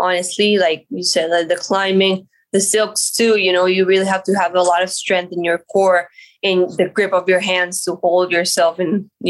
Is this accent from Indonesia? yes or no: no; Colombia; also born or lived in Miami; I was born in Colombia, and I lived in Miami and then went back to Colombia when I was 3-4 years old.